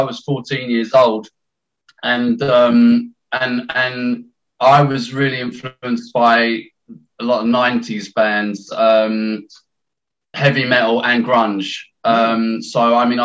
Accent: London, United Kingdom; now in Essex, United Kingdom; I'm from London. I was born in London

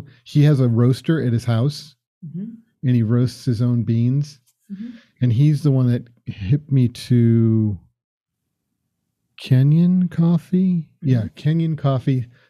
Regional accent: Florida, United States; now in Boston, United States; I grew up in Florida and cut grass.

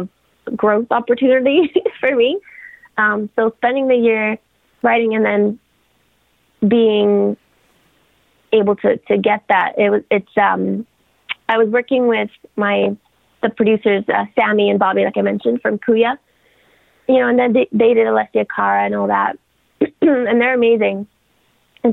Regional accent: Bulgaria; also born or lived in United Kingdom; now in Canada; I am from, like, I grew up in Bulgaria. Okay. And then in the UK

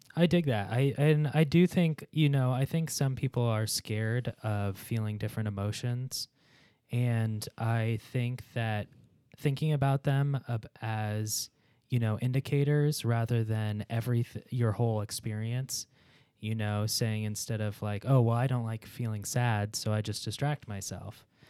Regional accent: Chicago, Illinois, United States; I'm from Pittsburgh adjacent, Chicago

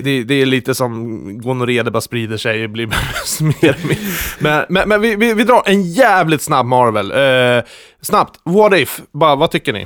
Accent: Lindesberg, Örebro County, Sweden; jag kommer från Lindesberg

